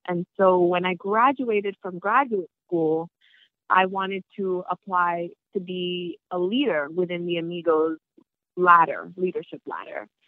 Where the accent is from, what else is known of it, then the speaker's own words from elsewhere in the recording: New York City, New York, United States; also born or lived in New Milford, Connecticut; I am from New York, right? Born and raised